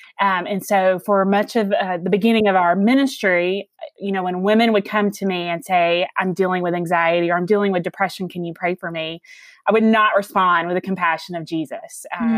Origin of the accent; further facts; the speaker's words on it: Alabama, United States; accent: Southern; So I'm sure that you guys can hear the accent. So I am from the South. I am from Alabama. I have lived here my whole life, and I have two daughters.